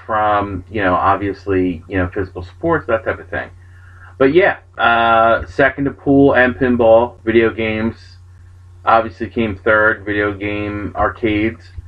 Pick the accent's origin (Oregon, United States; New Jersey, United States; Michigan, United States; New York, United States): New Jersey, United States; I'm from Jersey.